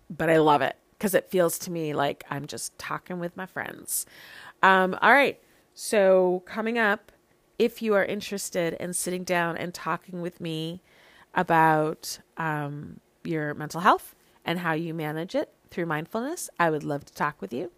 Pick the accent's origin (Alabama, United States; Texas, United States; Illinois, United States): Illinois, United States; Chicago; now in Lawrence, United States; I'm from Chicago